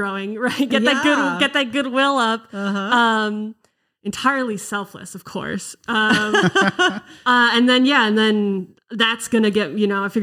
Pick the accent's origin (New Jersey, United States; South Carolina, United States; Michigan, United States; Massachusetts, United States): Massachusetts, United States; just outside of Boston; now in Los Angeles, United States; I'm from Massachusetts, just outside of Boston